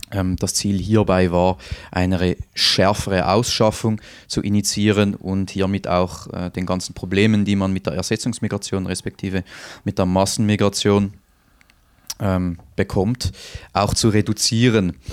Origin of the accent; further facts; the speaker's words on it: Winterthur, Zurich, Switzerland; Also beispielsweise in meiner Heimatstadt Winterthur, da gibt es Viertel, ähm, da ist der Ausländeranteil, also wirklich der Anteil, ähm, der keinen Schweizer Pass besitzt, bereits über 40 Prozent